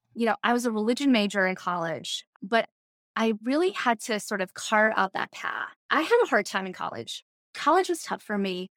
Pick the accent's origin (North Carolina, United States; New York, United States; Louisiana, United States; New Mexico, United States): North Carolina, United States; Morganton; moved away; also born or lived in Bethel, North Carolina; I grew up in Morganton in what we call the foothills of North Carolina